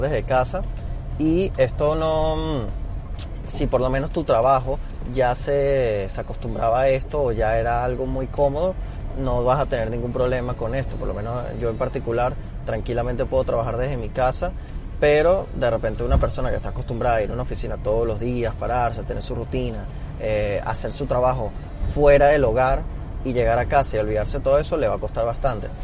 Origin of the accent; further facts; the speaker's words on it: Venezuela; now in Panama City, Panama; yo siendo venezolano